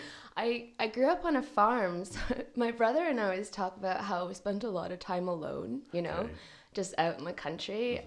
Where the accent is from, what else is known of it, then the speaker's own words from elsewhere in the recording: Hamilton, Ontario, Canada; moved away as an adult; also born or lived in Toronto, Canada; now in Aberdeen, United Kingdom; I'm from Hamilton, Ontario, which is about 40 minutes from Toronto.